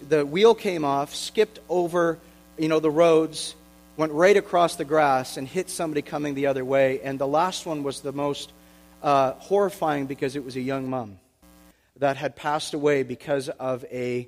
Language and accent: English; Oshawa, Ontario, Canada; I'm from Oshawa, born and raised from the Schwa